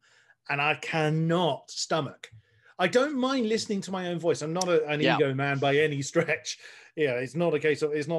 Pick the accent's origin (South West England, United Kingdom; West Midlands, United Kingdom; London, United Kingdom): South West England, United Kingdom; Frome; I had a radio show in my hometown here in Somerset